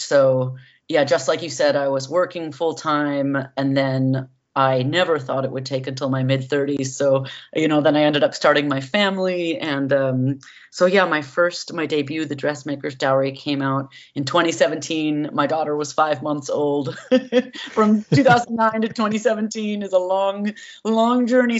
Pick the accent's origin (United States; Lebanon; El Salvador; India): United States; San Francisco Bay Area, California; growing up in the San Francisco Bay Area